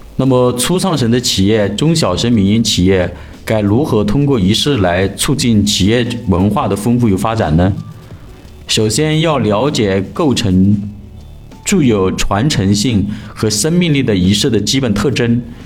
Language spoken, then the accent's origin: Chinese; China; 我们中国人的传统文化